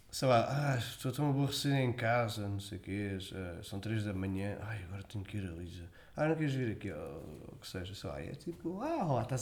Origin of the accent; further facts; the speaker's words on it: Moita, Setúbal, Portugal; also born or lived in Lisbon / Baixa da Banheira / Barreiro; registado na Baixa da Banheira, portanto, BI diz Baixa da Banheira. E depois fui viver para o Val da Moreira, portanto, tudo Conselho da Moita.